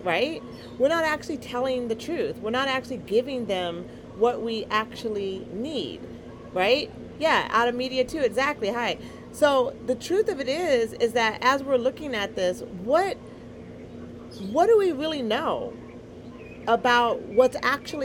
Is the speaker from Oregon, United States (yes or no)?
yes; Eugene, Oregon, United States; Black Girl from Eugene